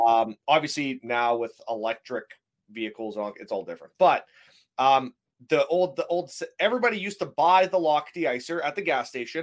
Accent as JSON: {"language": "English", "country": "Canada", "said": "I'm a Canadian"}